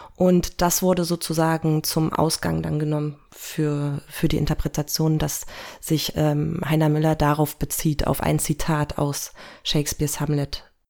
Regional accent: Berlin, Germany; moved away; ich komme ursprünglich aus Berlin

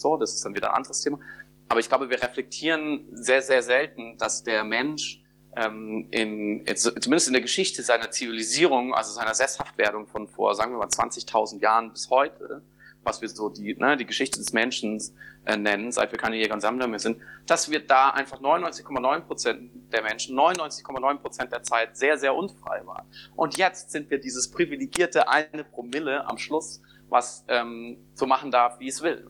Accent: Germany; wir gerade als Deutsche

